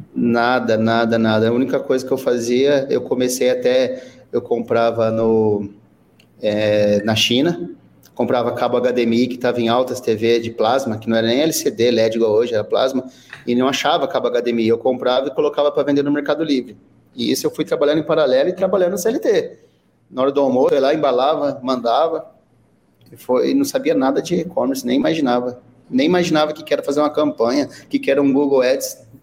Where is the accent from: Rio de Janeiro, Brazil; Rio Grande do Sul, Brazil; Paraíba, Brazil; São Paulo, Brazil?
São Paulo, Brazil; São José do Rio Preto; eu sou aqui de São José do Rio Preto